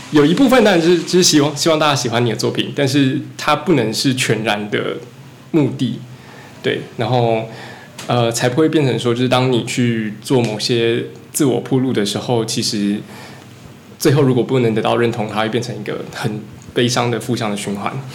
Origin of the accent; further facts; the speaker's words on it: Taichung, Taiwan; now in Yonghe, Taiwan; 我不是永和人，我是台中。对。 ，也是从台中跑上来的